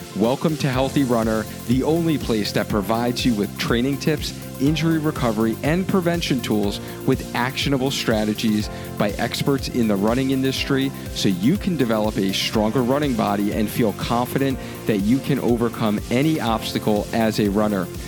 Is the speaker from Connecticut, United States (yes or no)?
yes; Hartford, Connecticut, United States; Hartford, Connecticut. This is my hometown